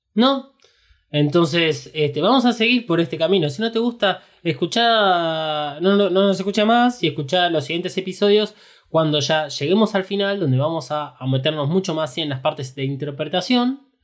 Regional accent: Argentina; nosotros somos argentinos

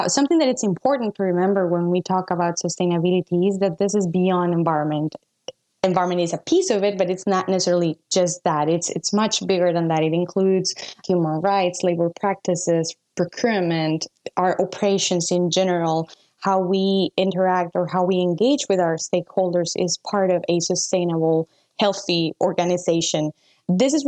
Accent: Costa Rica; I'm from Costa Rica.

